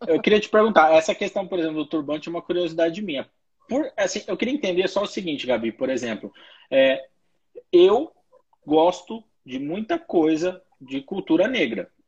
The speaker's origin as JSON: {"language": "Portuguese", "country": "Brazil", "said": "A gente é brasileiro"}